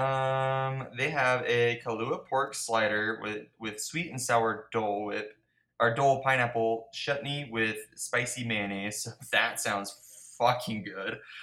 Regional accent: United States; I'm so American

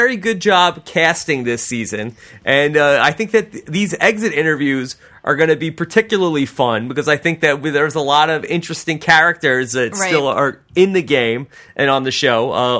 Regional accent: Wantagh, New York, United States; We're from Wantagh, right next door to Merrick.

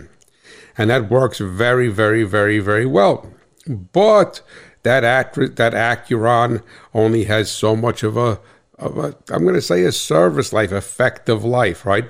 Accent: New Jersey, United States; I'm from Jersey

